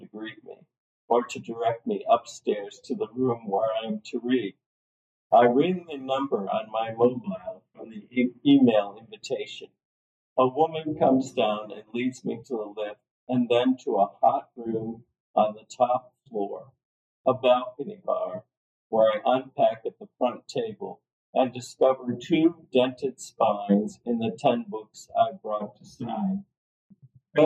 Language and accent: English; Cleveland, Ohio, United States; moved away as an adult; also born or lived in Lakewood, Ohio; now in Netherlands; I was born and raised in Cleveland.